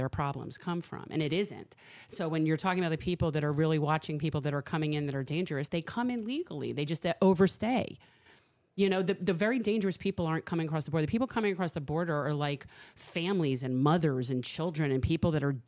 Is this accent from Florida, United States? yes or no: yes; South Florida, United States; I grew up here in South Florida